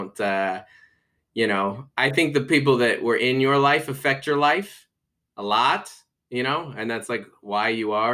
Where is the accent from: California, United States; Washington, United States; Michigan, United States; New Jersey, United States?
Washington, United States; Seattle; I grew up in the Seattle area.